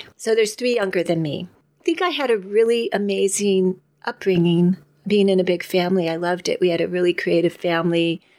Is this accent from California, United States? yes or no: yes; San Francisco, California, United States; moved away as an adult; now in Ashland, United States; Born in the Bay Area, San Francisco area.